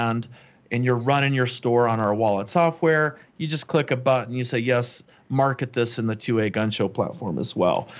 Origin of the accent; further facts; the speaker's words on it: St. Augustine, Florida, United States; I grew up in Florida. I grew up in St. Augustine, Florida, not too far from you